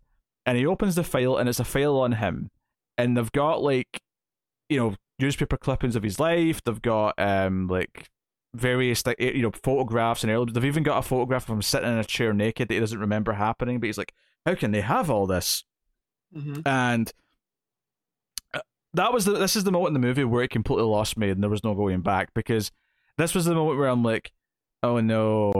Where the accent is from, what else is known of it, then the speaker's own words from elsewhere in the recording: San Francisco, California, United States; I grew up in San Francisco.